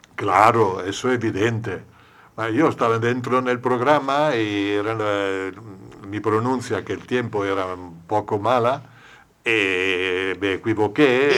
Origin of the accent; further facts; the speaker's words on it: Italy; Spanish is a second language; moved away; Yo que soy italiano